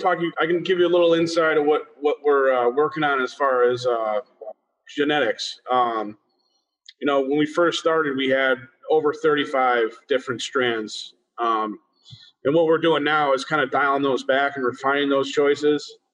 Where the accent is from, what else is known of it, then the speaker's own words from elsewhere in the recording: Springfield, Massachusetts, United States; now in Lewisburg, United States; I was born in Springfield, Mass, and I, and now I reside in uh, Lewisburg, Pennsylvania